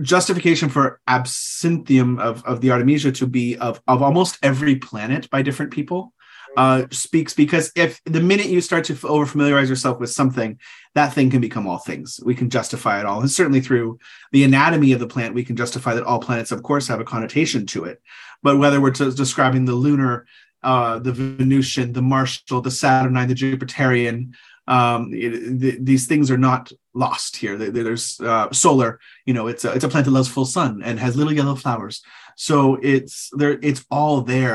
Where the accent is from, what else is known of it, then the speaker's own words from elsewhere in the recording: California, United States; being a Californian